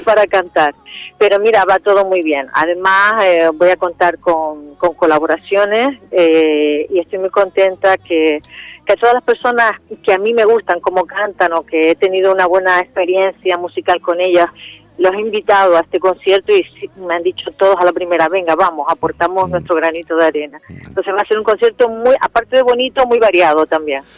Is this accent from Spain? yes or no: yes; Canary Islands, Spain; Canarias y por mi tierra